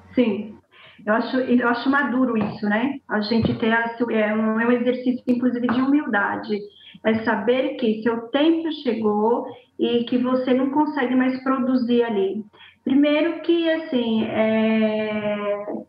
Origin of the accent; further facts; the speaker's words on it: Bahia, Brazil; accent: baiana; falando como baiana, puxando o oxente